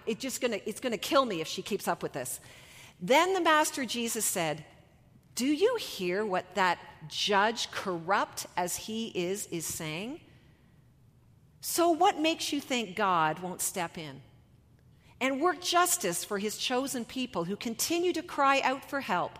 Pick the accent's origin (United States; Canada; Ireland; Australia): Canada; We are so Canadian